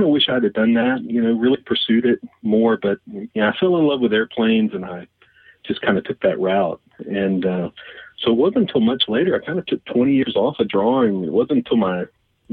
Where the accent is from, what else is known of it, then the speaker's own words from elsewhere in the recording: Mississippi, United States; growing up in Mississippi, my grandfather's drugstore